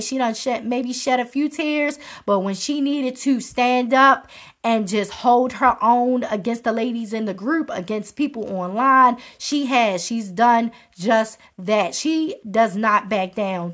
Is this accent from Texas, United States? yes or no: no; Maryland, United States; my home state of Maryland